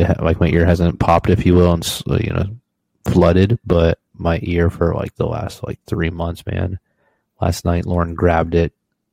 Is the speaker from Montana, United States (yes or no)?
no; Central Florida, United States; moved away; I'm from Central Florida, the swamp.